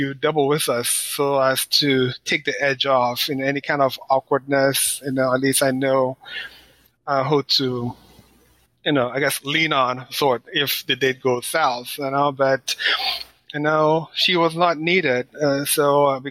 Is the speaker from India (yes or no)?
no; Nigeria; also born or lived in Washington, D.C., United States / San Francisco Bay Area, California, United States; now in Florida, United States; I was born in Washington, D.C. I am Nigerian American. My parents are Nigerian. And I schooled in Nigeria. I left D.C. when I was a kid, maybe 7 years old